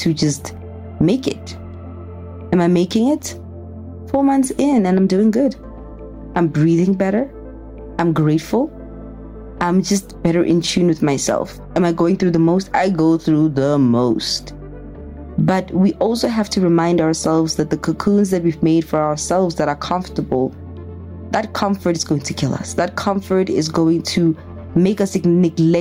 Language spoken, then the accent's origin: English; Pretoria, Gauteng, South Africa; moved away; I'm a girl from Pretoria